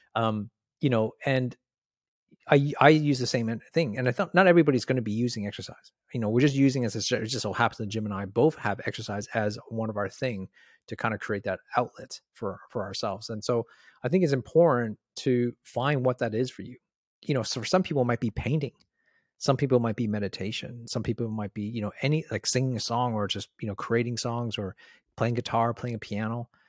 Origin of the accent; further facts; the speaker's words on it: Canada; moved away as an adult; now in Australia; I'm from Canada.